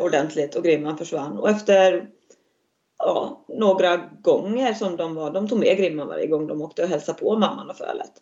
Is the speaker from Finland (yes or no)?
yes; Finland; moved away as an adult; now in Västerhaninge, Sweden; jag är född i Finland eh, men flyttade för islandshästarnas skull till Sverige för att lära mig mera